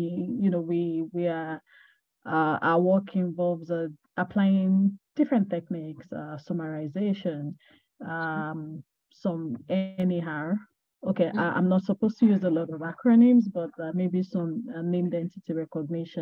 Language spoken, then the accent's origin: English; Ogbomosho, Oyo, Nigeria; moved away as an adult; now in London, United Kingdom; I'm from Nigeria. I'm particularly from Ogbomosho in Oyo State, Nigeria. I currently live in London. I moved more than a year ago.